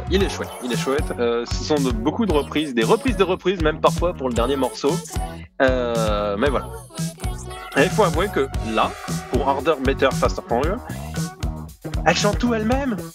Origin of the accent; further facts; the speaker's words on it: Provence-Alpes-Côte d'Azur, France; accent: southern French; pas tellement l'accent du sud, mais c'est là d'où je viens.